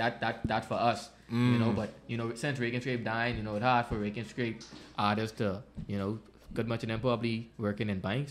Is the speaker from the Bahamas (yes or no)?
yes; Bahamas; You can tell they Bahamians, like, we could relate to that. Like, he talking just like me.